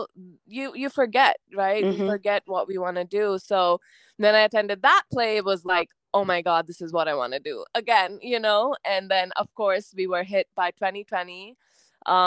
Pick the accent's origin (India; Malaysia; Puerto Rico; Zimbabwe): India; moved away as an adult; also born or lived in United States; I'm Indian, but at this point, I also kind of identify with a lot of American traits